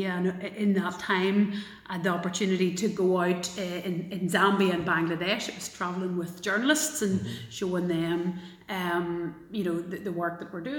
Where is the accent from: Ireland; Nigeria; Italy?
Ireland; Galway, Connacht; now in Belfast, United Kingdom; I get to deny Belfast if it's worse and go, oh no no, sure I'm from Galway.